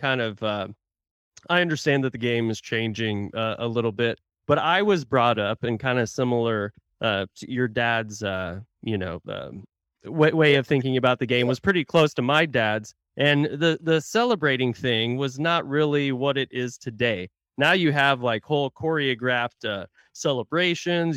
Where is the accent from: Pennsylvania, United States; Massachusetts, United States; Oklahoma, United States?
Oklahoma, United States; Tulsa; now in Dallas-Fort Worth, United States; my hometown of Tulsa, Oklahoma